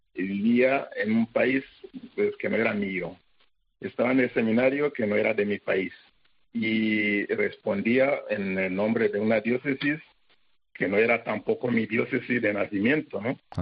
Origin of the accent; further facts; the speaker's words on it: Rwanda; moved away as an adult; also born or lived in Zaire; yo tenía un concepto de sacerdote, de vida, todo en rosas, porque estaba en mi país